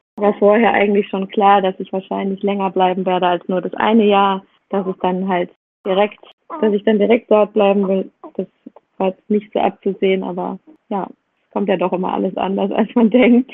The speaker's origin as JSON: {"language": "German", "country": "Germany", "tie": "born or raised there", "also_born_or_lived": "Indonesia", "moved": "as an adult", "said": "wir sind jetzt gerade in der Nähe davon, wo ich aufgewachsen bin"}